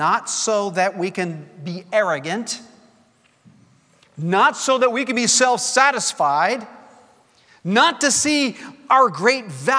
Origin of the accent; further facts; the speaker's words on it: Bangladesh; English is a second language; moved away as an adult; You know, I've told you I was born in Bangladesh, lived there for 18 years of my life, and it was the same for Gail.